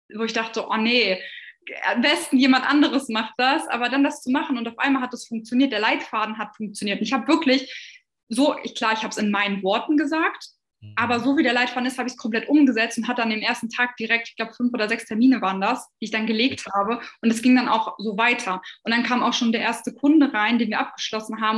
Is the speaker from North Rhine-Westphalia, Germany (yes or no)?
no; near Hanover, Lower Saxony, Germany; ich komme aus der Nähe von Hannover